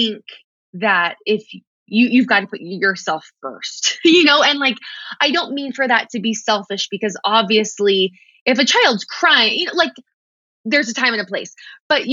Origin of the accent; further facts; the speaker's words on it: Texas, United States; I'm from Texas